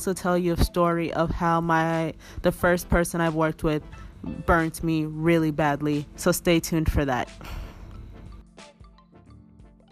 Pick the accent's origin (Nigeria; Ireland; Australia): Nigeria; I'm Nigerian.